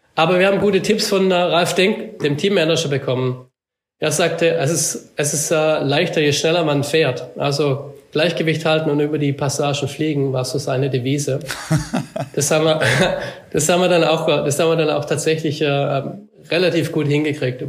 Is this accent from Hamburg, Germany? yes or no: no; Black Forest, Baden-Württemberg, Germany; ich bin ja hier aufgewachsen im Schwarzwald